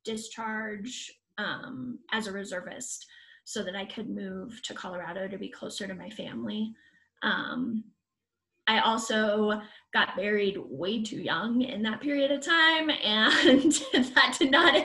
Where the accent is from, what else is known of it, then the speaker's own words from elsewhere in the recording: United Kingdom; I'm British.